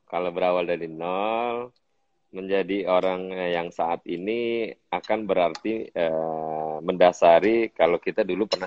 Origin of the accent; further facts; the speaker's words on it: Tanjung Priok, Jakarta, Indonesia; Karena gue lahir dan besar di Pelabuhan Tanjung Priuk dan bes, uh, tidurnya di gerobak pelabuhan uh, apa di gerobak rumah makan Padang.